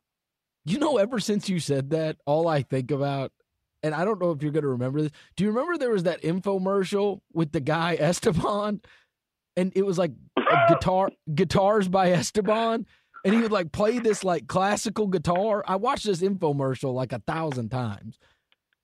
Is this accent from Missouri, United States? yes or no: yes; St. Louis, Missouri, United States; moved away as an adult; also born or lived in New York / Tennessee; now in Memphis, United States; And then when I was eight, moved from New York to St. Louis when I was eight. And then I went to high school in St. Louis.